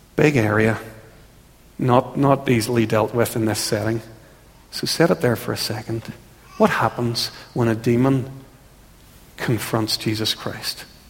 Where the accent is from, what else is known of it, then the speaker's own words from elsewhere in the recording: Ulster, Northern Ireland, United Kingdom; We and so many people who've grown up in Ulster